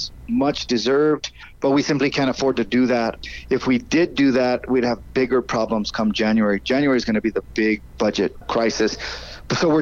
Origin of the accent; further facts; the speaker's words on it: Albuquerque, New Mexico, United States; that happened in my hometown